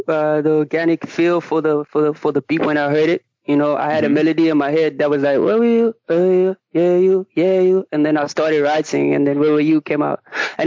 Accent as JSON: {"language": "English", "town": "Richards Bay", "region": "KwaZulu-Natal", "country": "South Africa", "tie": "born or raised there", "lives_now": "Durban, South Africa", "said": "I was born and raised in Richards Bay, and then I came to Durban to actually just study and, you know, do music also, you know."}